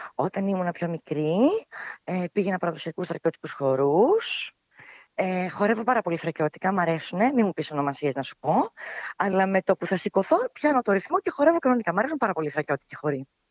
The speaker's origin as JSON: {"language": "Greek", "town": "Alexandroupoli", "region": "Eastern Macedonia and Thrace", "country": "Greece", "also_born_or_lived": "Athens", "said": "κατάγομαι από τον Εύρο, από την Αλεξανδρούπολη"}